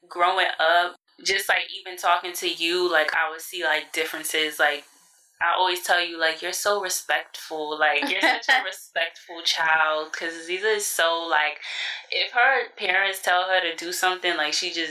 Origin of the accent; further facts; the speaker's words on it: United States; I'm American, like my family is from the South